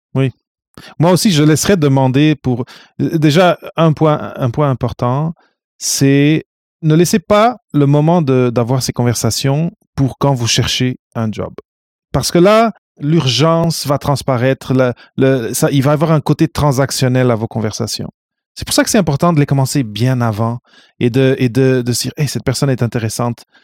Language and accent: French; Portugal; moved away; also born or lived in North America; je viens du Portugal